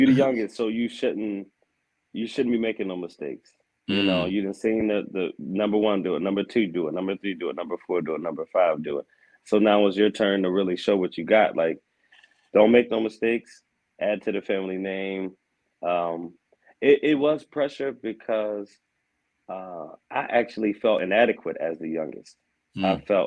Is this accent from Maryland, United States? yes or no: yes; Aberdeen, Maryland, United States; moved away as an adult; also born or lived in Baltimore, Maryland; I'm from Aberdeen, Maryland.